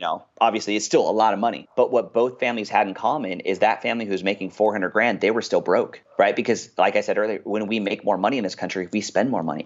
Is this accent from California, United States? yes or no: yes; Westminster, California, United States; I grew up in a place called Westminster, California. It's in Orange County